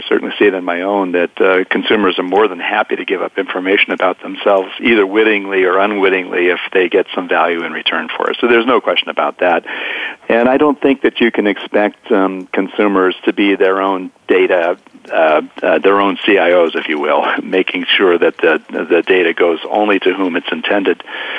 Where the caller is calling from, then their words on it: California, United States; I am in currently sunny Northern California in the Gold Country